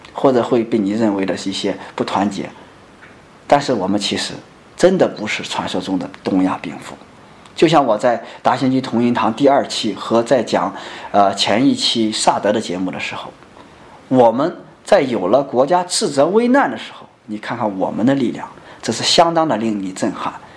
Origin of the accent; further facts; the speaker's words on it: China; 我们中国人